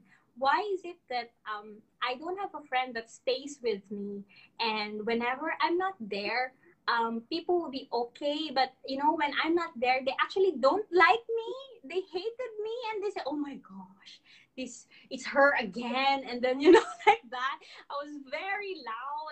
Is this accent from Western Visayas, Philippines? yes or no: yes; Iloilo City, Western Visayas, Philippines; English is a second language; moved away as an adult; now in Subang Jaya, Malaysia; I am from Iloilo. I am here in Subang Jaya, Senangor, Malaysia